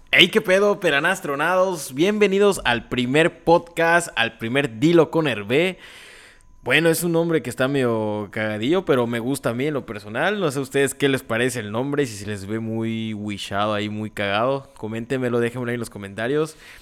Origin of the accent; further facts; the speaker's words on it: Tixkokob?, Yucatán, Mexico; aquí en Tizantún, de donde yo soy